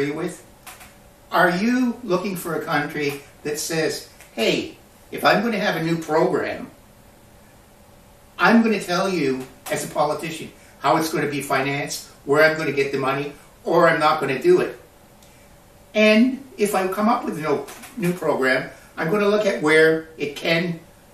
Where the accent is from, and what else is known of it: Canada